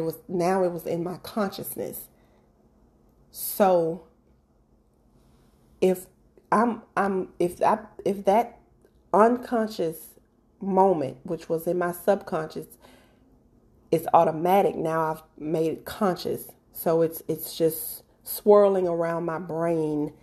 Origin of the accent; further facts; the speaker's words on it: Mississippi, United States; moved away; I'm originally from Mississippi